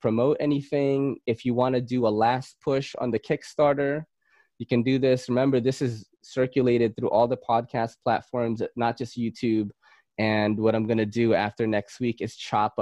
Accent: Philippines; I'm Filipino.

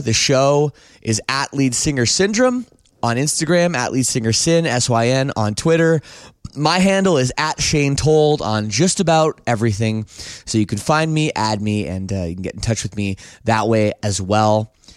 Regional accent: Canada; being Canadian

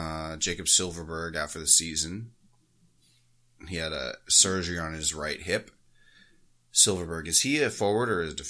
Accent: Canada; But I mean, as a Canadian, and I haven't actually talked to any of our Canadian hosts, I wonder if it's like better or worse.

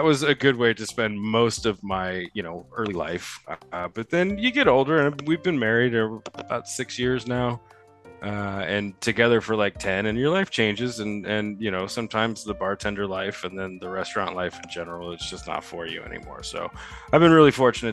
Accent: Southern Indiana, United States; I am from Southern Indiana.

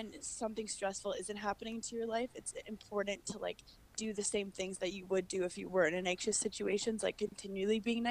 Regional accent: New York City, New York, United States; also born or lived in Wisconsin; I'm from Brooklyn, New York, originally

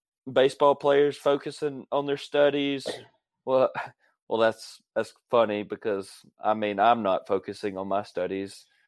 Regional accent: Auburn, Alabama, United States; born or raised there

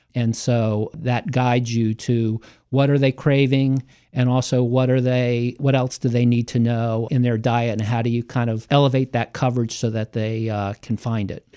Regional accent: Hyattsville, Maryland, United States; also born or lived in Cheverly, Maryland / Columbia, Maryland / Washington, D.C.; I grew up in Hyattsville.

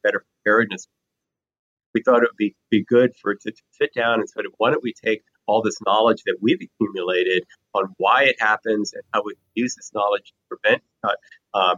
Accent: South Florida, United States; moved away; I grew up in South Florida

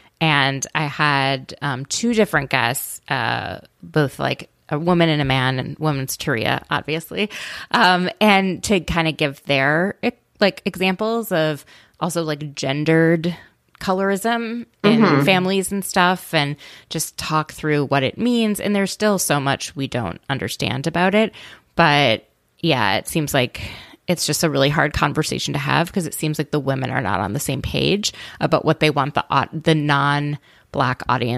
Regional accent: Midwest, United States; I grew up in the Midwest, but our rabbi

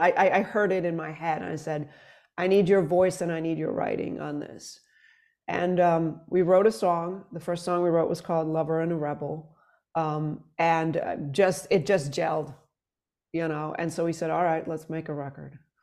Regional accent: Sweden; moved away as an adult; now in New York, United States; I'm from Sweden originally

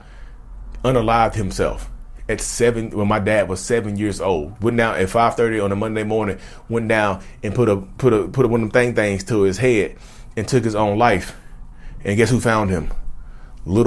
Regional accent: Reidsville, North Carolina, United States; I'm from Reedsville, North Carolina

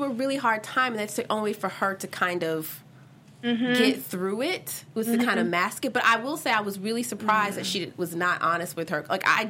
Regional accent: Georgia, United States; I'm from Georgia where there's tons of humidity

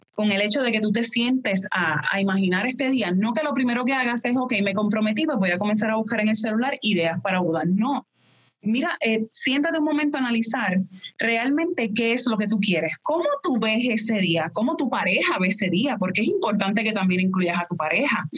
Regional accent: Puerto Rico; moved away as an adult; yo soy de Puerto Rico. Ya luego me mudo para acá

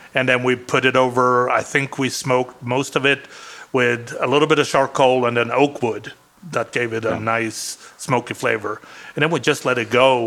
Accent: Sweden; first language Swedish; English is a second language; now in Arizona, United States; one of the things that I grew up with in Sweden

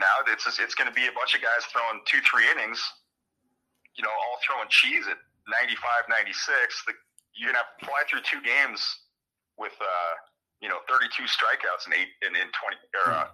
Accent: Michigan, United States; I grew up mostly in Michigan

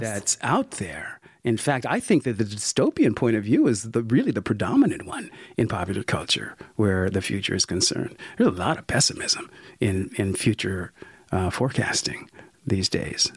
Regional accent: Sacramento, California, United States; a young black kid growing up in Sacramento, California, in the '60s and early '70s

